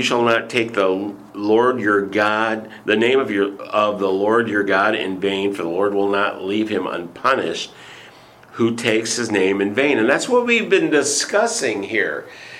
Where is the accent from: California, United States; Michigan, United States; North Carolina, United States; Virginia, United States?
Michigan, United States; I was primarily a voice actor because I'm from Michigan and I don't have an accent.